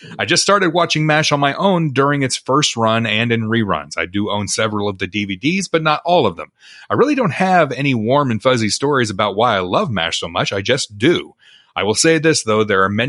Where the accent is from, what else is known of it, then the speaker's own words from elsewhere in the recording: Connecticut, United States; I'm from Connecticut, too, just like your listener who asked the question. So maybe it was just a big story around here.